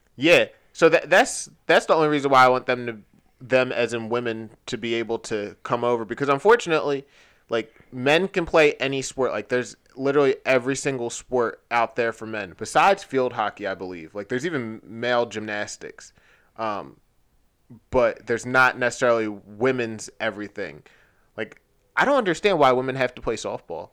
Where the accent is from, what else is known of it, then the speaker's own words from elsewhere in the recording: United States; as an American